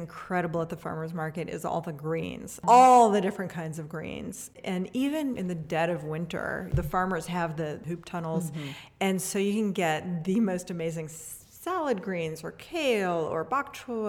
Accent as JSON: {"language": "English", "town": "Atchison", "region": "Kansas", "country": "United States", "tie": "born or raised there", "said": "Growing up in Atchison, there wasn't a humane society. There was basically nothing."}